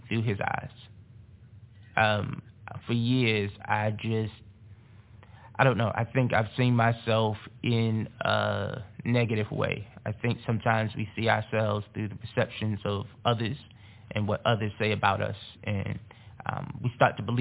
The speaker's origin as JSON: {"language": "English", "region": "North New Jersey", "country": "United States", "tie": "born or raised there", "said": "growing up in North New Jersey"}